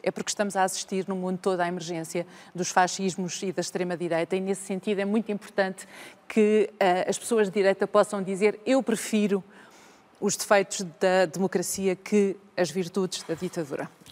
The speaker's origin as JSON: {"language": "Portuguese", "town": "Vila Real", "region": "Norte", "country": "Portugal", "tie": "born or raised there", "also_born_or_lived": "Porto", "moved": "as an adult", "lives_now": "Lisbon, Portugal", "said": "Eu cresci numa aldeia até aos seis. A minha primeira infância é numa aldeia, tenho raízes rurais e depois vou para Vila Real, onde estou uh, praticamente até aos uh, ah, 20 anos"}